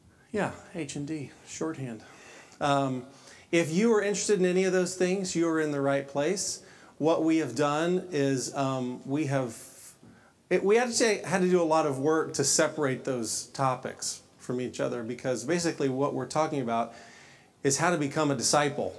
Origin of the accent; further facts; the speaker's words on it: Texas, United States; I grew up in Southern Baptist world in Texas